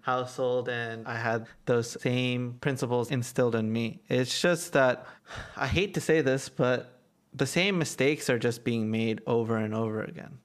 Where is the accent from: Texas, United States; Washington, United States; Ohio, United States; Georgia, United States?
Georgia, United States; Atlanta; I'm from Atlanta